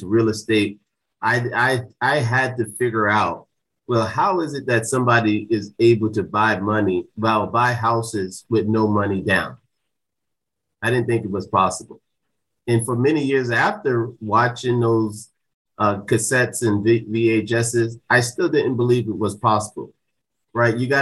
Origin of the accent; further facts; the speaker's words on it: Jersey City, New Jersey, United States; moved away; I grew up in Jersey City, New Jersey